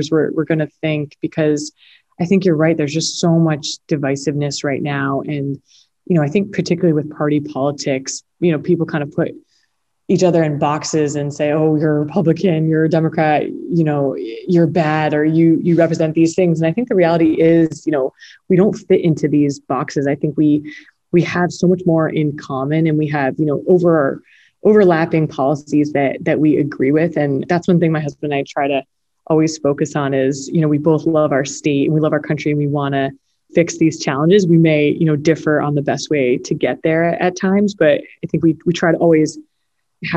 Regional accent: Connecticut, United States; my home state in Connecticut

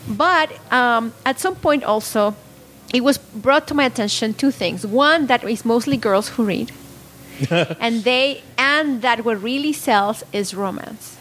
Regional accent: Puebla, Mexico; moved away as an adult; now in Salinas, United States; I'm not from Salinas. I grew up in Mexico, born and raised in Puebla

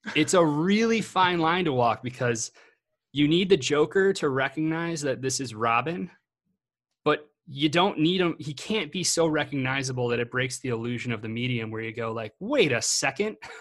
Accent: Illinois, United States; where I grew up in Illinois

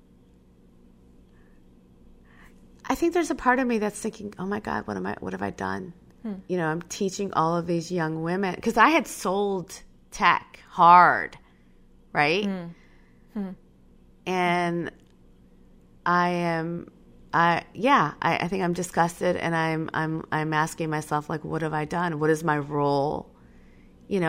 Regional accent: Schaumburg, Illinois, United States; I grew up in Schaumburg, Illinois, and the Midwest was not the place where you wanted to grow up brown

